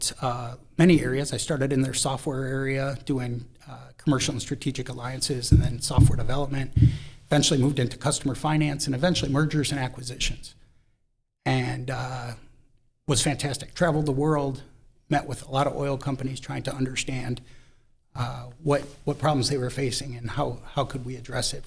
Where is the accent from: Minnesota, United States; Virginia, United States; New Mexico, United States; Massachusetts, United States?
Minnesota, United States; moved away; I was originally from Minnesota